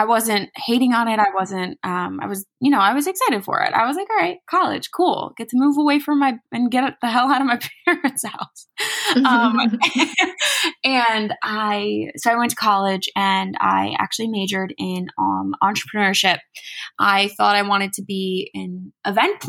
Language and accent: English; New Jersey, United States; I'm from New Jersey